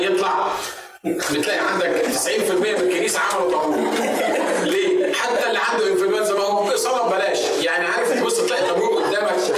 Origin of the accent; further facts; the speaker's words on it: Egypt; بالنسبه لنا كان في مصر زمان